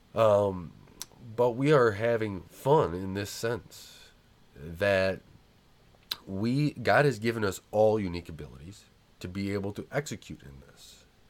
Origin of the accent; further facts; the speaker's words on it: United States; We, as American people